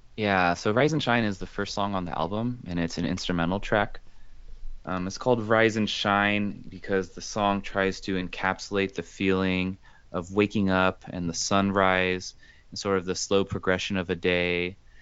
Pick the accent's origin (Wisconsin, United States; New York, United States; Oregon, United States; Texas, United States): Texas, United States; Houston; also born or lived in Los Angeles, California; I was born in Los Angeles, but grew up mostly in Houston